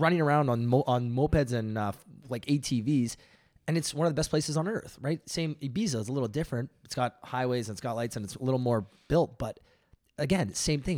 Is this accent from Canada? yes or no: yes; Toronto, Ontario, Canada; we're from Toronto in the big city